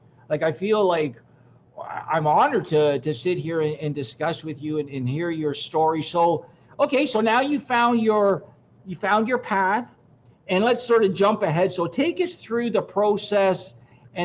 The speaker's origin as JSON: {"language": "English", "country": "Canada", "said": "being as a Canadian"}